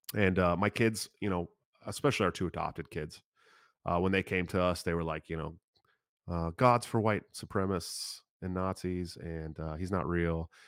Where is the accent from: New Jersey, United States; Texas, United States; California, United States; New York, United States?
California, United States; Oakland; moved away; also born or lived in Washington; I grew up in the East Bay area, California